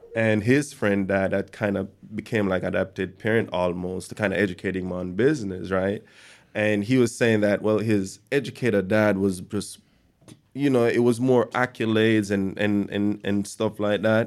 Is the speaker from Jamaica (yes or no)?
yes; Jamaica; growing up in Jamaica